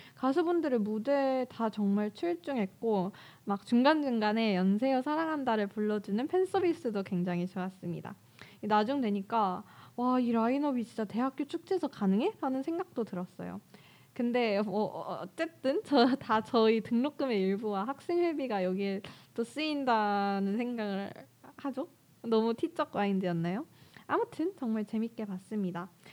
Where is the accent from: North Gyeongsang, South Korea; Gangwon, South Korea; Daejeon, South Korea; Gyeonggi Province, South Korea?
Daejeon, South Korea; moved away as an adult; 제 본가가 대전인데